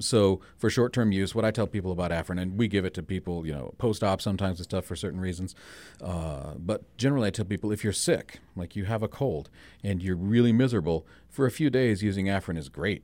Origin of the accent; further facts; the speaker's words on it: Spearfish, South Dakota, United States; born and raised in Spearfish